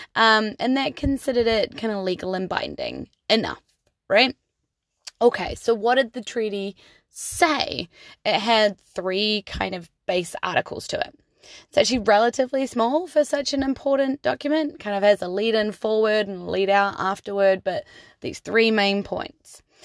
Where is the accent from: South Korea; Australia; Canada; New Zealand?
New Zealand; I'm just a New Zealander who loves the land I live